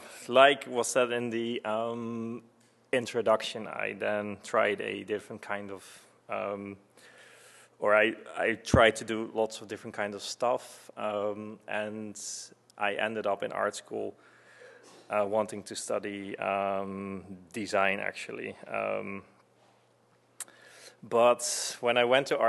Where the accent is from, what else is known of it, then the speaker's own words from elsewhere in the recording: Netherlands; I was born in Holland, and I played piano from a very young age